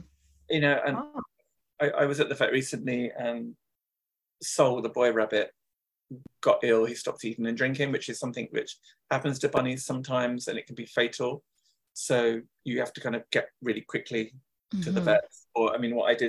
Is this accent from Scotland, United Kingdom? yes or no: no; London, United Kingdom; I come from the UK, where I've always lived. I grew up in London, and now I live in the countryside